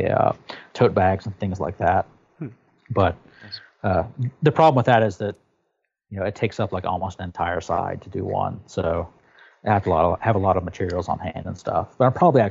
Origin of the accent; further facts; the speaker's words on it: Tennessee, United States; moved away; I'm from Tennessee originally